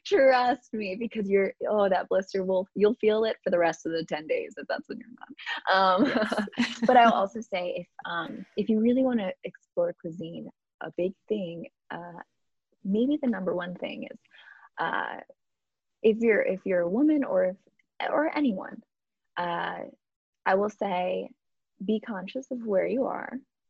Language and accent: English; Midwest, United States; The truth is we consume, at least in the US, I grew up in the Midwest. Maybe I can only speak to Midwest, and I can only really speak to my family and myself.